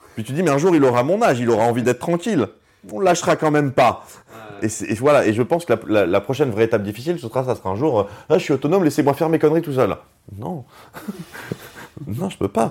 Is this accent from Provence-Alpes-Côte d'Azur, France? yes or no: no; Strasbourg, Grand Est, France; on vient tous les deux de Strasbourg. On, était, on était dans la même, on était dans la même classe, dans la, maternelle.